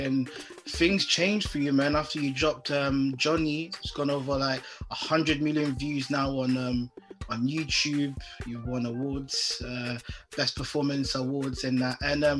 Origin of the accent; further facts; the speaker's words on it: Ghana; I'm Ghanaian.